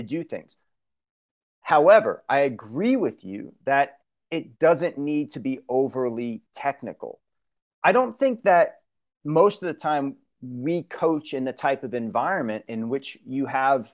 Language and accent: English; Long Island, New York, United States; moved away; I come from Long Island, come from New York